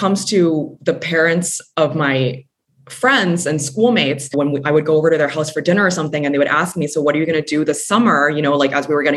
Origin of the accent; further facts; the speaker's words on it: Hong Kong; also born or lived in Kuala Lumpur, Malaysia; I was born in Kuala Lumpur and moved here when I was 6 months old. So I very much consider myself both a Hong Konger and Malaysian